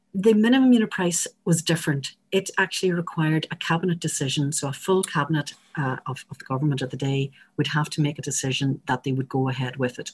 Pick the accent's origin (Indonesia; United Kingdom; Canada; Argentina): United Kingdom; Northern Ireland; I'm speaking here as a, as a Northerner